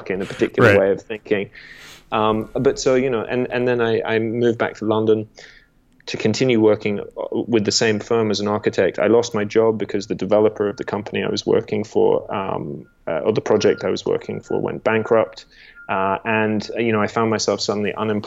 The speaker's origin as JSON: {"language": "English", "country": "Australia", "tie": "born or raised there", "also_born_or_lived": "England", "said": "I'm English originally. I spent 11 years in Australia growing up"}